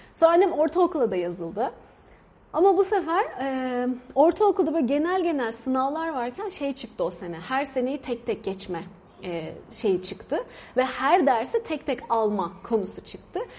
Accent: Turkey; moved away as an adult; now in India; Biz de Türk böyle R'leri vura vura konuşuyoruz

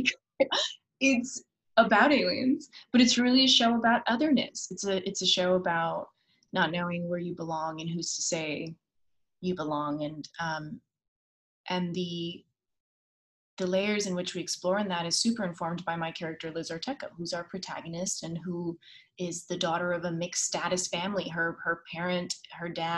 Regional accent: Miami, Florida, United States; also born or lived in Los Angeles, United States; now in New York, United States; it's the world I grew up in, the community I grew up in Miami

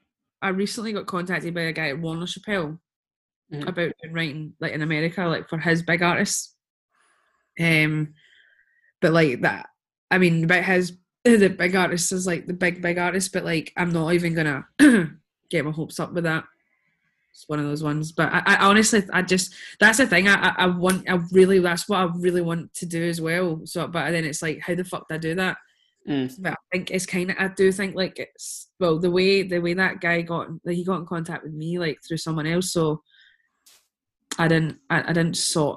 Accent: Scotland, United Kingdom; we're proud that we're Scottish

